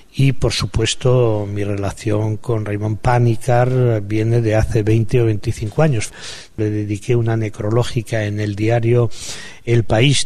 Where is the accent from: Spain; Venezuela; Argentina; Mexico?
Spain; Palencia, Castile and León; mi pueblo, un pueblo de Palencia